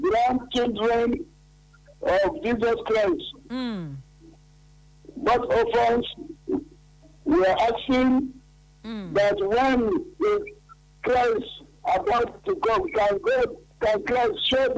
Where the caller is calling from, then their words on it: Galadumawa, Federal Capital Territory, Nigeria; I'm calling from Galadumawa.